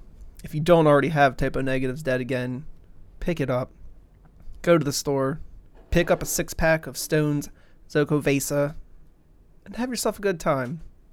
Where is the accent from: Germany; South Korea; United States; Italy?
United States; Because I'm goddamn American.